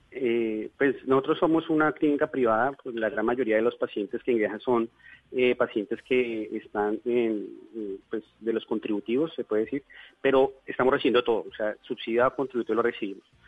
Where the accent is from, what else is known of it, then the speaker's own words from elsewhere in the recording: Bogotá, Colombia; moved away as an adult; now in Leticia, Colombia; yo soy bogotano, pero hace próximamente unos nueve años me radiqué